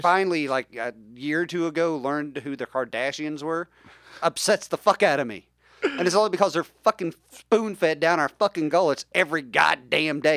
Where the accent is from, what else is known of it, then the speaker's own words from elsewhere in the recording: West Virginia, United States; I grew up in West Virginia